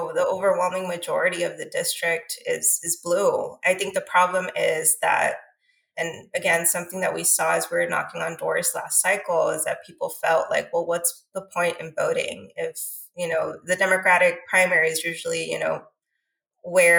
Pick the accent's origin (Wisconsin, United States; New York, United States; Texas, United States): Texas, United States; Laredo; my hometown